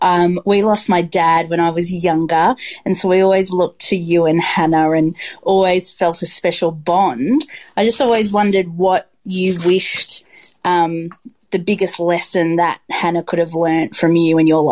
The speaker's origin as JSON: {"language": "English", "region": "Queensland", "country": "Australia", "tie": "born or raised there", "moved": "yes", "lives_now": "Melbourne, Australia", "said": "I grew up in Queensland, where Hayman Island is, and now I live in Melbourne."}